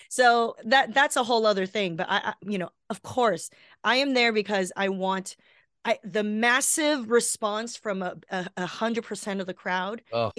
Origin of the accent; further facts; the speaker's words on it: Los Angeles, California, United States; I grew up down here in Los Angeles.